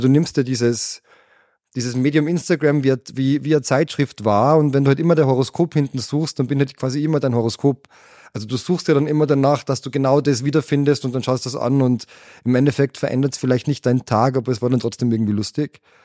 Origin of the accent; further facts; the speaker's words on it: Austria; wir als Österreicher